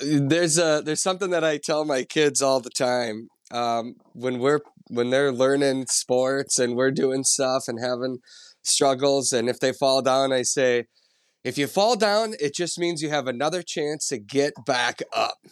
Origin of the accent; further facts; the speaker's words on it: central Minnesota, United States; I grew up in Minnesota, uh, central Minnesota